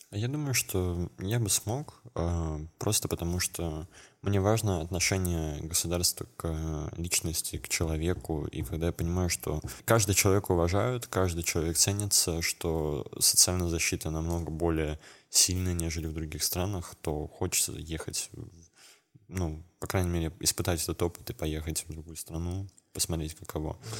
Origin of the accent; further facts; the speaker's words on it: Kemerovo Oblast, Russia; из, э, области, где я, откуда я родом, из Кемеровской области